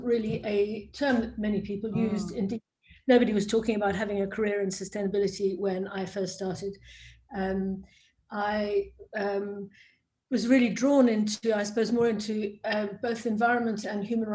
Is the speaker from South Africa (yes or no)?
yes; South Africa; moved away; also born or lived in Cambridge; I grew up in South Africa, one of the world's beautiful countries